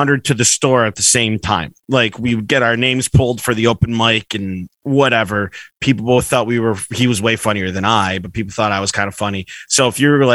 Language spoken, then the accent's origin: English; Northampton, Massachusetts, United States; from Northampton, my hometown